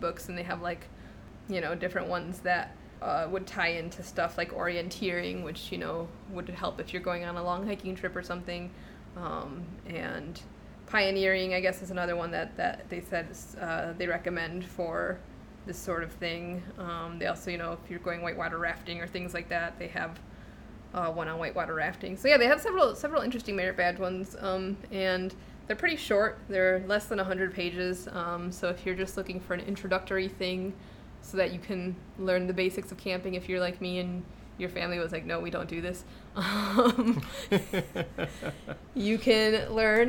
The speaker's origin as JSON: {"language": "English", "region": "Illinois", "country": "United States", "tie": "born or raised there", "also_born_or_lived": "Chicago", "said": "growing up in Illinois"}